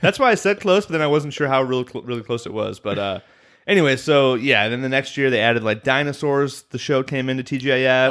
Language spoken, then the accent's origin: English; Illinois, United States; I'm from Illinois, so Chicago is near and dear to my heart